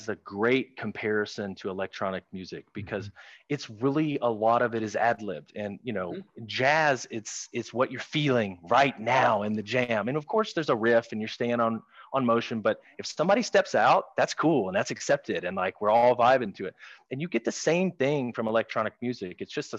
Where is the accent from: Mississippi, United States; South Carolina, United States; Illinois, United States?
Mississippi, United States; Clarksdale; now in Dallas, United States; Clarksdale, where I grew up in Mississippi, is the home of blues music